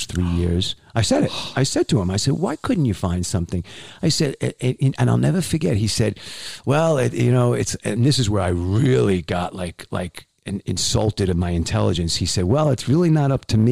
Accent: New York City, New York, United States; I'm from Queens, New York

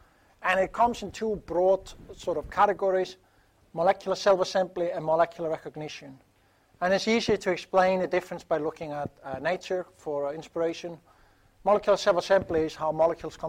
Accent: Iceland; moved away; my home country, Iceland

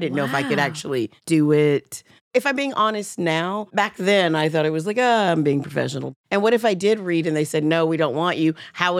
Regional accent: Alabama, United States; I'm from Alabama.

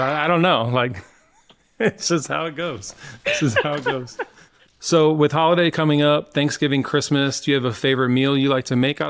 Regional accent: Nebraska, United States; I'm from Nebraska.

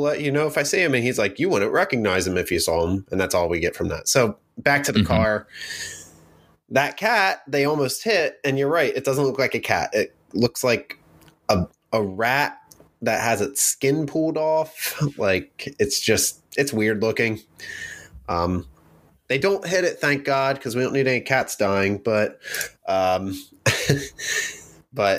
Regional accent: New Jersey, United States; We come from Jersey where you get real tomatoes here

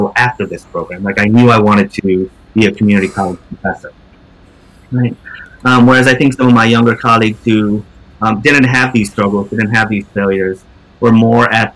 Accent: upstate New York, United States; moved away as an adult; now in New York City, United States; living in my hometown in upstate New York

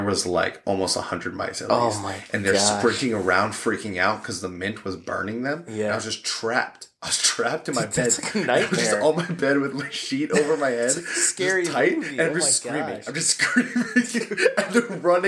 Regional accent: New York, United States; moved away; Growing up in New York

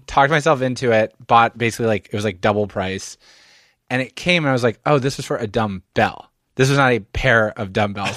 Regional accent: Philadelphia, Pennsylvania, United States; also born or lived in Montreal; I'm from Philadelphia, suburban Philadelphia

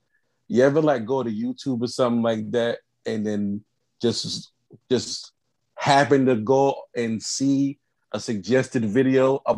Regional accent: Connecticut, United States; I'm from Connecticut. We live in Connecticut. Okay. I am the first American-born child of my family. Okay. My mother, my father, my grandparents, my uncles, my aunts, all born in Jamaica.

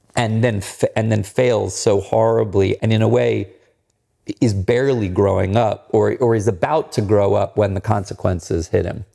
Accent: Maryland, United States; I grew up near the Chesapeake Bay

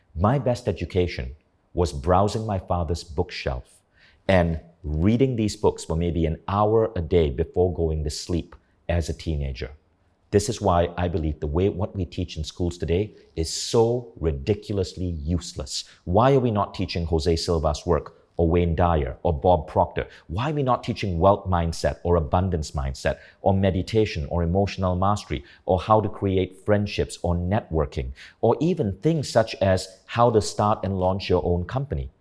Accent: Kuala Lumpur, Malaysia; moved away as an adult; also born or lived in United States; growing up in Malaysia

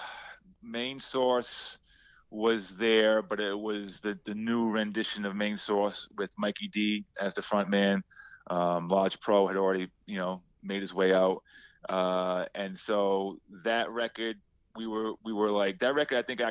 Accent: Providence, Rhode Island, United States; moved away; also born or lived in South Carolina / New York; I'm from Providence, Rhode Island

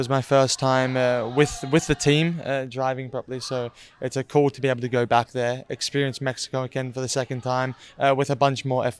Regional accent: Australia; I'm Australian.

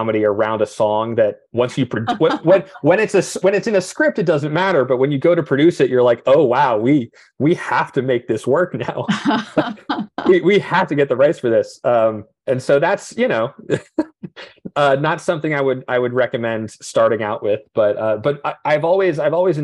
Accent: New Jersey, United States; I'm from New Jersey

